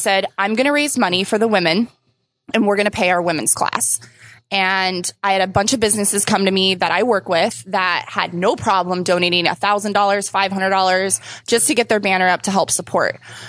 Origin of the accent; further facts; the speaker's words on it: Vista, California, United States; This is my hometown games.